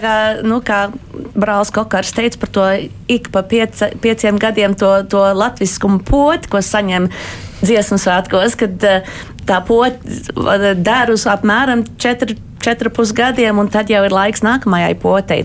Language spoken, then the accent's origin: Latvian; United States; es esmu no Amerikas un es piedalos arī. Uh, Bostonas latviešu korī